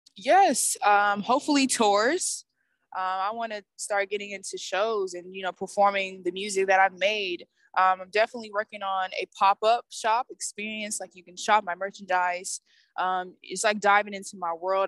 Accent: Atlanta, Georgia, United States; I'm a musician from Atlanta, Georgia

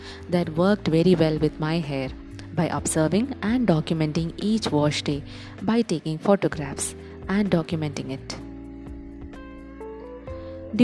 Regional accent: India; as every Indian

